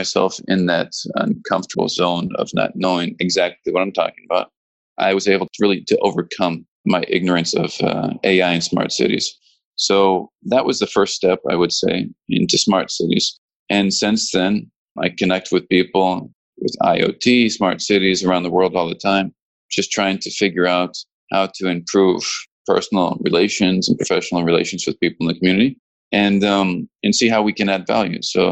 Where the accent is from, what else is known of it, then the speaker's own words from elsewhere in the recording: St. Paul, Minnesota, United States; moved away as an adult; also born or lived in Arizona / Barcelona, Spain; I'm American. I was born in St. Paul, Minnesota